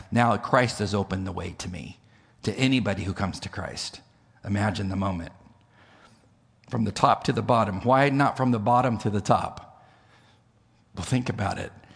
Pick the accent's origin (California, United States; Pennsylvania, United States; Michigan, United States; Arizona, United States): California, United States; moved away; I'm from California